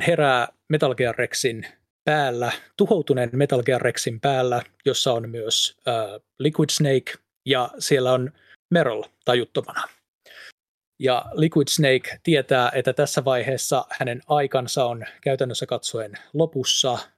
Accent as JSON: {"language": "Finnish", "town": "Pori", "region": "Satakunta", "country": "Finland", "accent": "Pori dialect", "said": "Anteeksi porin murteeni"}